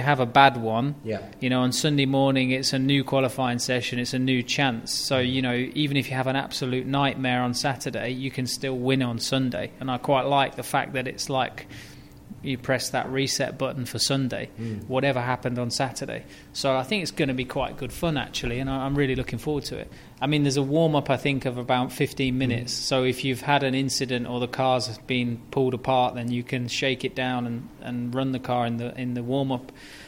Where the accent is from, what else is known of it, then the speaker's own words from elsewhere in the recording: United Kingdom; I mean, as a Brit, DTM is a very German championship, and I can speak a bit of German